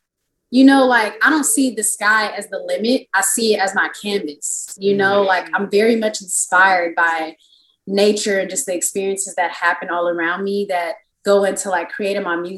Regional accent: Vallejo, California, United States; moved away as an adult; now in Oakland, United States; I'm from Vallejo. I've lived in Oakland

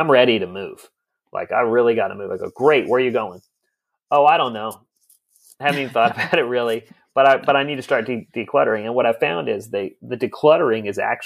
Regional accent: United States

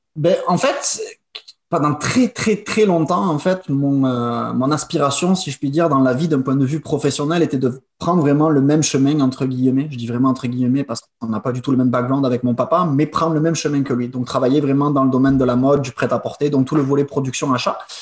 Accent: France; moved away as an adult; also born or lived in England / China; now in Quebec, Canada; je suis né quand même en France et j'ai été euh, born and raised, comme on dit en anglais, en France

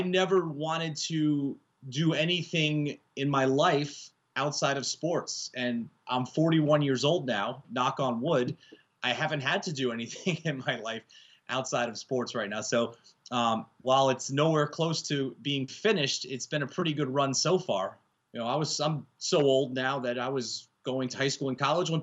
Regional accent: Yonkers, New York, United States; I grew up in Yonkers, New York, just outside of the Bronx

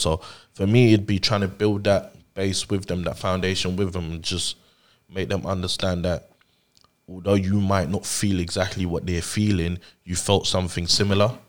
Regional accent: London, United Kingdom; also born or lived in Nigeria; I grew up over here

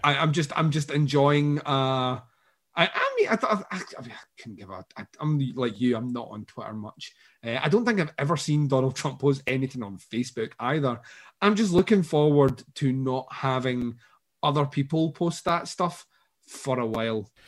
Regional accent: Scotland, United Kingdom; I'm Scottish

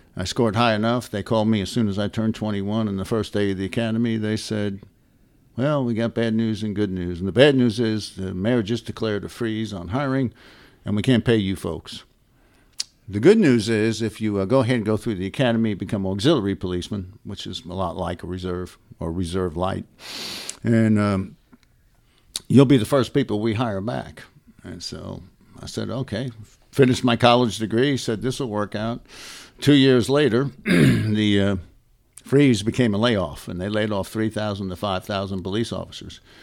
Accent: New York City, New York, United States; moved away as an adult; also born or lived in Dallas, Texas / McKinney, Texas / Prosper, Texas; When people asked me where I was from, I couldn't tell 'em New York City

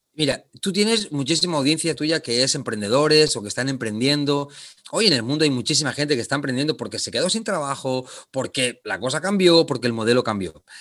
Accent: Barcelona, Catalonia, Spain; moved away as an adult; also born or lived in Argentina / Japan; now in Panama; yo soy originario de Barcelona, de España

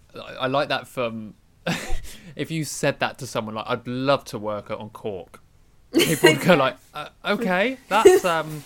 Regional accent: United Kingdom; I'm so British

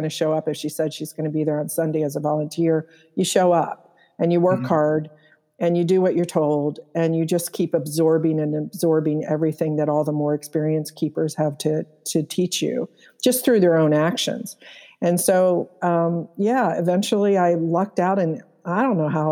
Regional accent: Columbus, Ohio, United States; I grew up in Clintonville, which has, you know, Whetstone Park

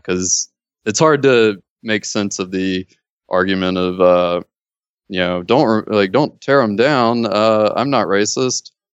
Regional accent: Mississippi, United States; now in Los Angeles, United States; I grew up in Mississippi

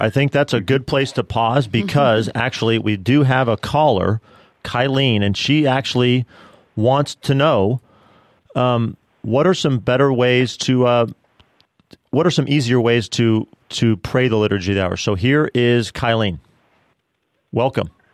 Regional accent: Denver, Colorado, United States; now in Bryan-College Station, United States; St. John Vianney Theological Seminary in Denver, Colorado, mm. my hometown

